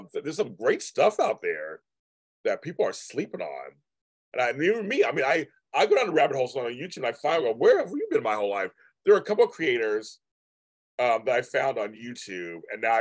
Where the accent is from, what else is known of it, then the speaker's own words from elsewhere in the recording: California, United States; I'm from California